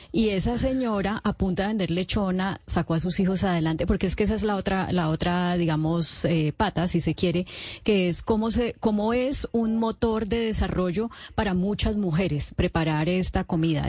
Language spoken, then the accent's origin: Spanish; Valle del Cauca, Colombia; also born or lived in Atlanta, United States; now in Bogotá, Colombia; al Valle del Cauca, de donde yo soy